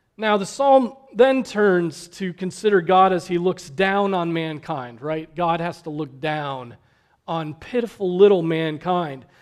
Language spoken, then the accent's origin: English; United States